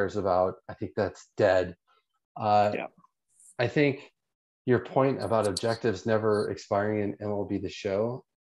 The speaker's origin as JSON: {"language": "English", "country": "United States", "said": "I'm an American"}